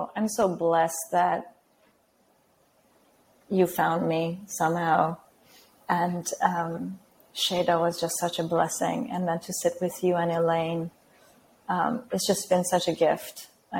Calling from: Lisbon, Portugal; I'm calling from Lisbon, Portugal.

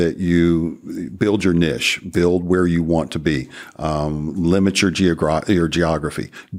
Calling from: Marietta, Georgia, United States; I'm coming from Marietta, Georgia, which is 20 miles northwest of Atlanta.

